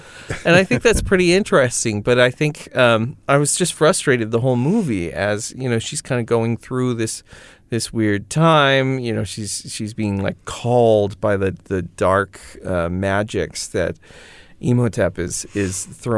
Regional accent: United Kingdom; I'm British.

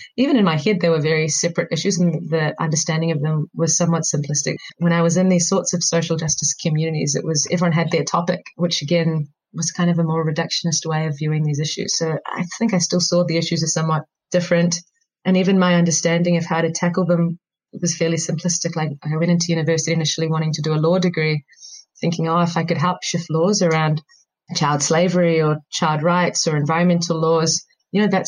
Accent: New Zealand; as an Indian growing up in New Zealand

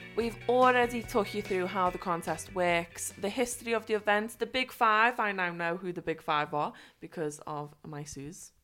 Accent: Liverpool, North West England, United Kingdom; moved away; I am just in my hometown, but I'm so excited. I'm like, "Oh, I can't believe I'm in Liverpool."

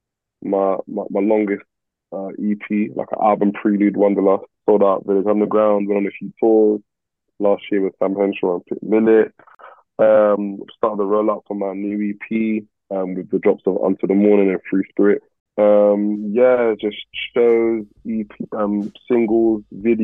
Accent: London, United Kingdom; I'm from Northwest

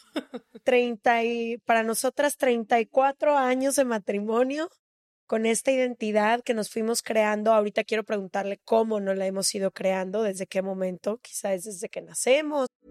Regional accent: Mexico; yo porque soy mexicana

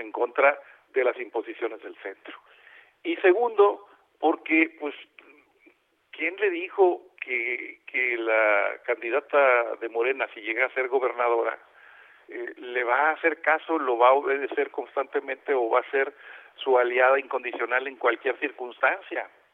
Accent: Monterrey, Nuevo León, Mexico; also born or lived in Mexico City; Yo ya estoy viviendo en Monterrey y voto voto acá en, mi tierra

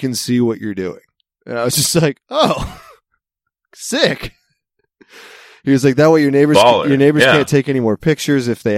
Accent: Mid-Atlantic, United States; accent: Mid-Atlantic; moved away; one of my people, one of our people, one of our fellow Mid-Atlantic

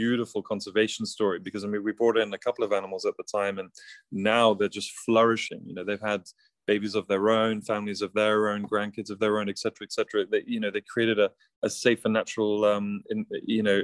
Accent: South Africa; now in London, United Kingdom; I grew up in a very unique and beautiful environment in South Africa on a safari.

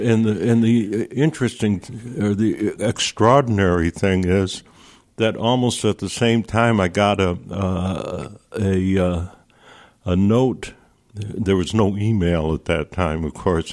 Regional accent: Nelliston, New York, United States; also born or lived in Fort Plain, New York; I grew up in a in a little village. I grew. Uh, I was born in Fort Plain, New York, in my grandmother's house, oh, wow. in the back room of her house. And after World War II, uh, my father bought a house across the river uh, in Nelliston, New York

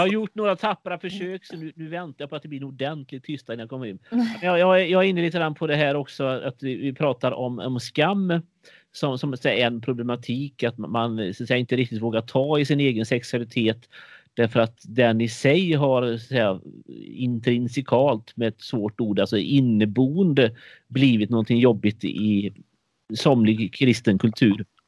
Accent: Sjömarken, Västra Götaland, Sweden; mitt ungdomsgäng i Sjömarken utanför Borås på 80-talet där jag växte upp

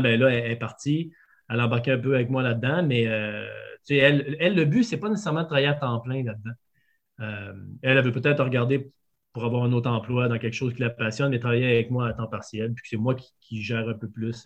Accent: Quebec City, Quebec, Canada; je viens de Québec. fait que j'étais vegan dans la région de Québec quand j'avais 17 ans

